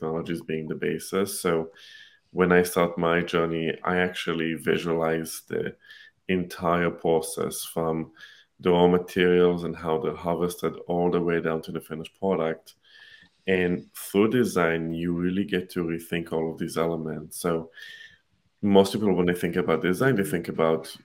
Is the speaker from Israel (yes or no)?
yes; Israel; now in United States; I'm originally from Israel. I live in the US now